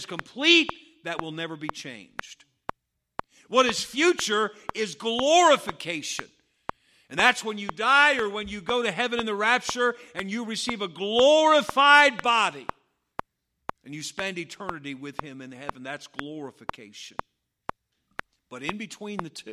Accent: United States; I grew up on Route 311 over here in the Patterson Baptist Church.

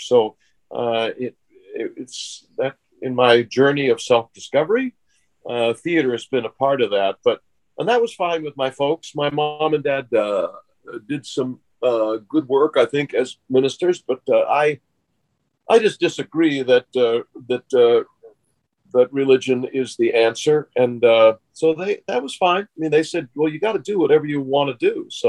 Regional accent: Warren, Pennsylvania, United States; also born or lived in Pittsburgh; I grew up back east in Pittsburgh. My dad, we kept moving because of my dad's business. And I was born in Mercy Hospital, Pittsburgh, Pennsylvania. But we really lived in Warren, Pennsylvania.

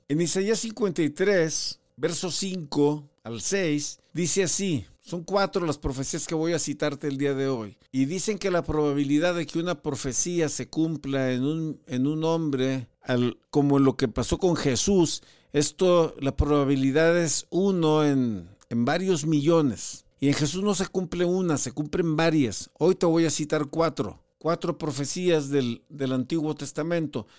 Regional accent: Ciudad Madero, Tamaulipas, Mexico; yo soy originario de Ciudad Madero, Tamaulipas

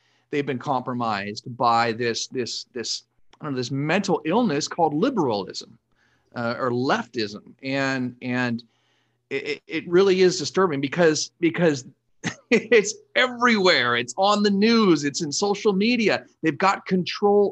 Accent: Los Angeles, California, United States; I was born and raised here in Southern California

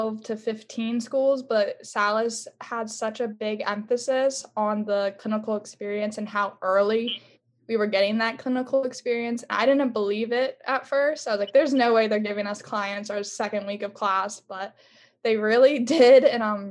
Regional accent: Allentown, Pennsylvania, United States; I'm from Allentown, Pennsylvania

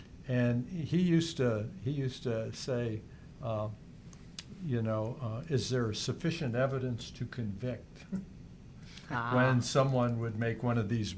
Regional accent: Youngstown, Ohio, United States; moved away; I came from Youngstown

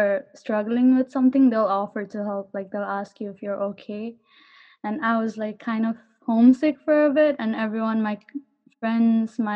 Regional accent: Kathmandu, Bagmati, Nepal; moved away as an adult; now in Garden City, United States; I'm from Kathmandu, Nepal

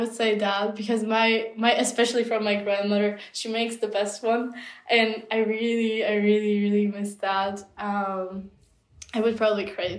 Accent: Czechia; first language Czech; English is a second language; I feel a lot stronger connection to my home country now than I ever did. It's a bit strange, but I will find myself on certain days just craving to listen to the Czech language, or just craving to be just immersed in my own culture

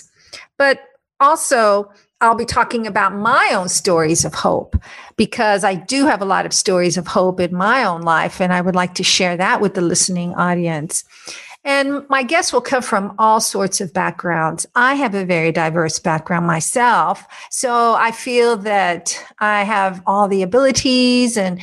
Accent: U.S. Virgin Islands; I was born on St. Thomas, U.S. Virgin Islands, and I've spent most of my life there.

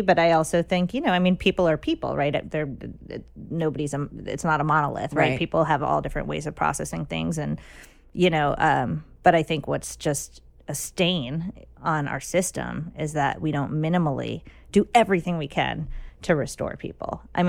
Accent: New Jersey, United States; I grew up in New Jersey.

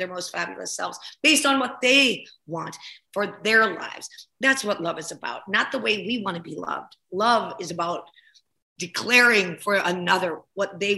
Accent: Ohio, United States; also born or lived in New Jersey / Chicago; Well I, well, I grew up in Ohio and New Jersey and Chicago

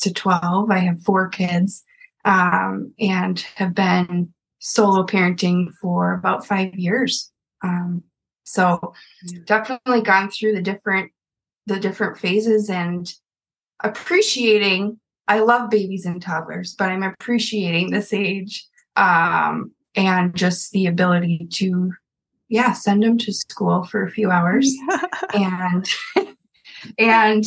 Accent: Minnesota, United States; I grew up in Minnesota and grew up a Viking fan.

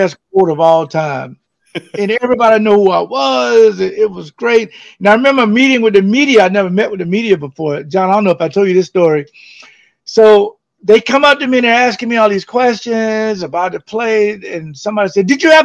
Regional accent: Florida, United States; moved away as an adult; now in Wisconsin, United States; I'm from Florida

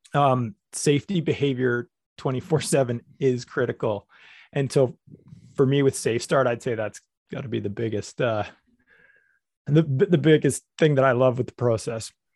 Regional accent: Canada; I'm from Canada

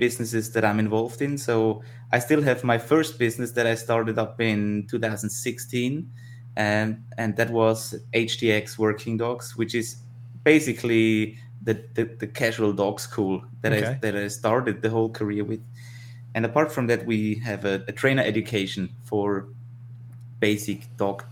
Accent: Tyrol, Austria; I grew up in Tirol, in the Alps, in the mountains.

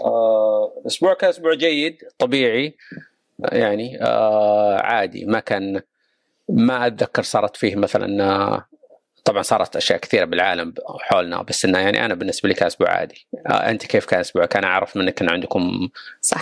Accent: Saudi Arabia; كلنا كسعوديين

